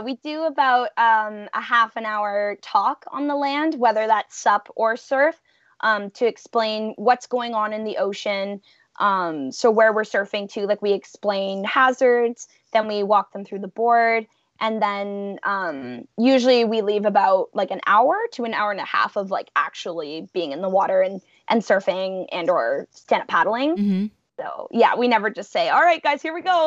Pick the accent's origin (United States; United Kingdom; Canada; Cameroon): Canada; Welland River, Ontario; born or raised there